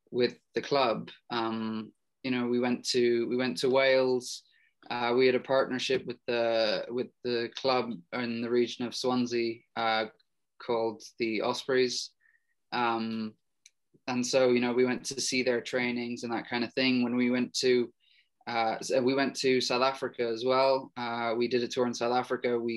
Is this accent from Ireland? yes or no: yes; Ireland; there was the cultural thing um, with regards to like being Irish and all